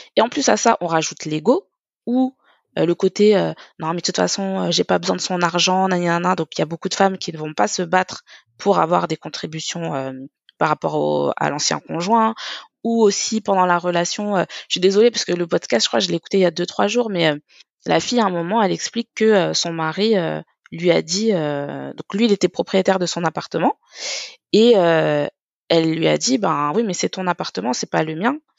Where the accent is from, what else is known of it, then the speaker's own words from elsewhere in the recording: Paris, Île-de-France, France; je suis parisienne